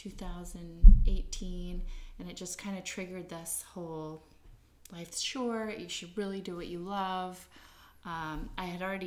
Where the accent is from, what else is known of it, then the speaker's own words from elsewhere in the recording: Smyrna, Maine, United States; So we're from the area. We grew up in Smyrna, just south of Holton.